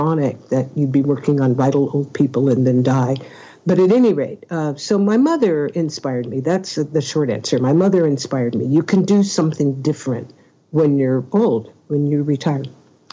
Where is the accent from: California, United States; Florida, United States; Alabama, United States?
California, United States; Oakland; I'm from Oakland, California